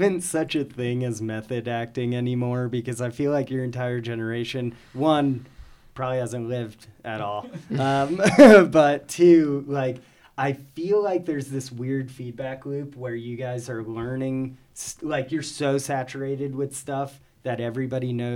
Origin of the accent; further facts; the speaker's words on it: New Jersey, United States; moved away; I'm from the East Coast originally. I'm from New Jersey